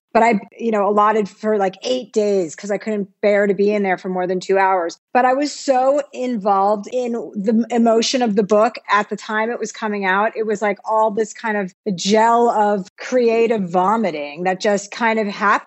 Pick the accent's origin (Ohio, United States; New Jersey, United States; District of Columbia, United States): New Jersey, United States; moved away as an adult; now in California, United States; I came from New Jersey. My dad was a used car dealer